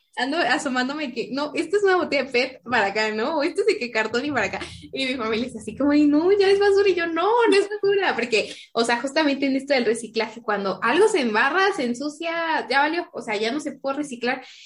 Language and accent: Spanish; Pachuca, Hidalgo, Mexico; soy de Pachuca